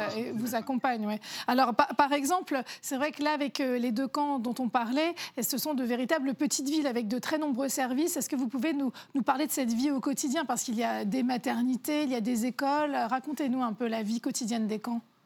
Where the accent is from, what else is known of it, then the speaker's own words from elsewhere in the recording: France; nous sommes français